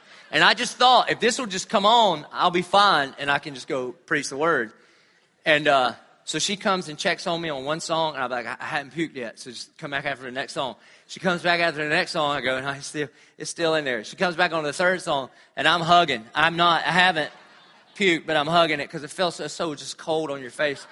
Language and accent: English; United States; I'm a pastor from America